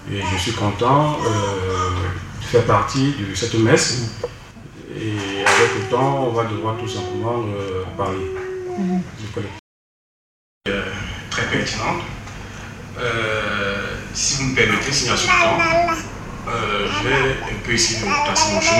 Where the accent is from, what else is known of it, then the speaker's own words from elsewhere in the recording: Cameroon; now in Germany; je viens du Cameroun